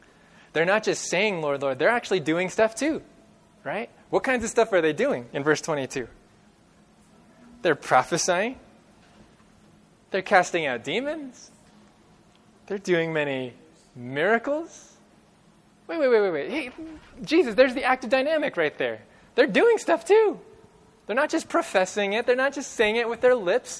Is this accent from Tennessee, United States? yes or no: no; California, United States; growing up in California